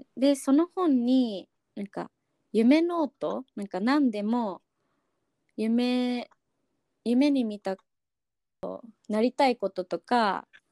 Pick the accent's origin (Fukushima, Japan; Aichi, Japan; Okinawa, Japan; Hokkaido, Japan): Okinawa, Japan; 私出身は沖縄なんだけど